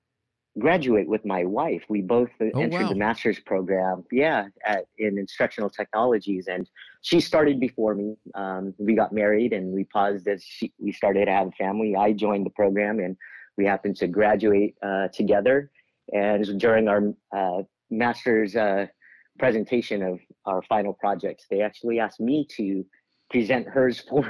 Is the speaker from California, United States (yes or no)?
yes; Daly City, California, United States; also born or lived in San Francisco; now in Roseville, United States; I grew up in the Bay Area. I was born in San Francisco and raised in that area in Daly City, right on the outskirts.